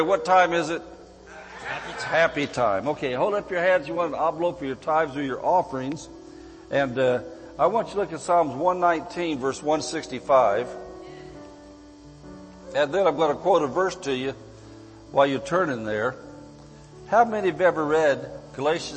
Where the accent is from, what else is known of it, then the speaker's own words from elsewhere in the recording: Barstow, California, United States; I'm from Barstow, California